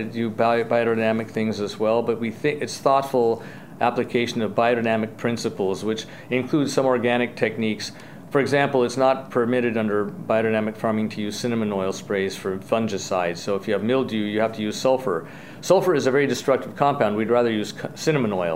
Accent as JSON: {"language": "English", "town": "Seattle", "region": "Washington", "country": "United States", "said": "I'm from Seattle, so I knew the area from the 70s"}